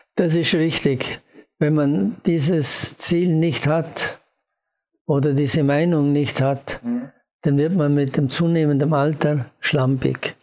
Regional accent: Austria; als Österreicher

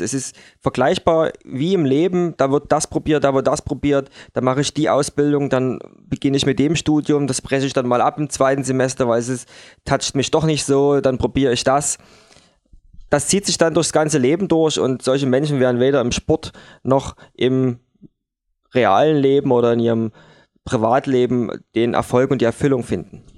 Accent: Dresden, Saxony, Germany; bei uns in Dresden an der Elbe

